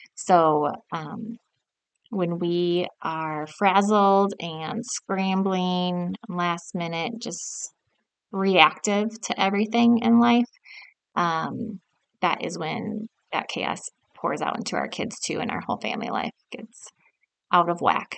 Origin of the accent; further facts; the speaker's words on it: South Dakota, United States; I grew up in South Dakota, and my parents owned a furniture store